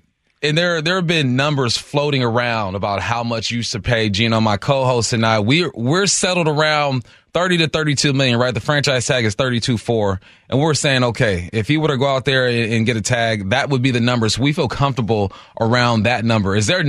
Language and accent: English; Culver City, California, United States; now in Seattle, United States; I grew up in Culver City right down the block from Dorsey, where you went to school. So just some Cali love. I'm up here in Seattle.